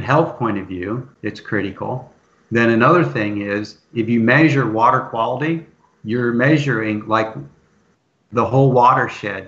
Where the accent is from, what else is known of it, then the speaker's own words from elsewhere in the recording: Northeast Ohio, United States; moved away; also born or lived in eastern Kentucky; Where I grew up in Northeast Ohio, the water table was really high